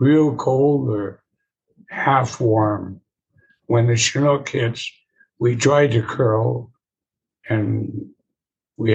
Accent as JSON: {"language": "English", "town": "Cluny", "region": "Alberta", "country": "Canada", "tie": "born or raised there", "also_born_or_lived": "Gleichen, Alberta", "moved": "yes", "lives_now": "Cranbrook, Canada", "said": "I was born in Gleeson, Alberta, probably on the Blackfoot Reserve Hospital. And I lived in Cluny, Alberta."}